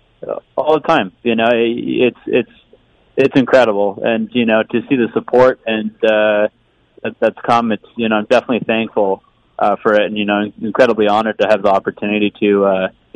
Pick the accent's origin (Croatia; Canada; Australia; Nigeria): Canada; London, Ontario; London's my home. I was born and raised here in London, and it doesn't feel right moving away from it